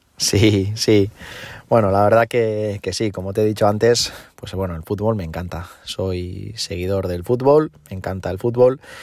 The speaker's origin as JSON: {"language": "Spanish", "town": "Eibar", "region": "Basque Country", "country": "Spain", "said": "yo soy de Eibar"}